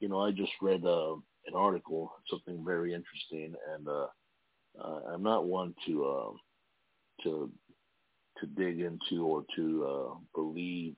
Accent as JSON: {"language": "English", "town": "Imperial Beach", "region": "California", "country": "United States", "said": "I'm actually from Imperial Beach, California"}